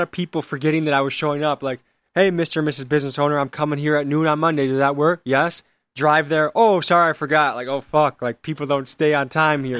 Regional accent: Crystal Lake, Illinois, United States; moved away as an adult; now in Milwaukee, United States; I grew up in Illinois

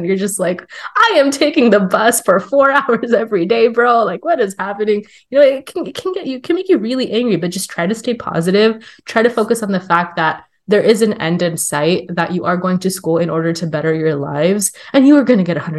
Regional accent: California, United States; I'm from California, and you would think, oh yeah, California is so liberal

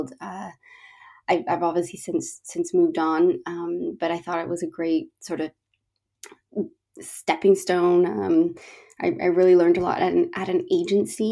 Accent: Toronto, Ontario, Canada; moved away as an adult; now in London, United Kingdom; I'm from Toronto, Canada, currently living in London, England, for about 7 years now.

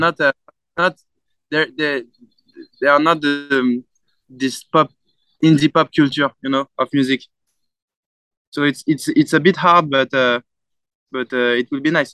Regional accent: France; English is a second language; we are from France

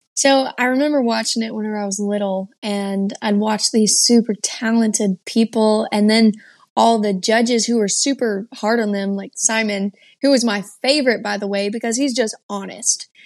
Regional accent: Texas, United States; also born or lived in Georgia, United States; my eighth grade year, I moved from Georgia back to Texas and jumped straight into school

